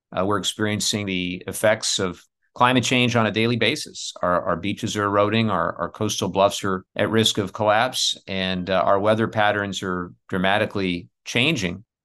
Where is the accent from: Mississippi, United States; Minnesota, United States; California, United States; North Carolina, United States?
California, United States; Southern; where I grew up in Southern California. We grew up in the era of the smog alerts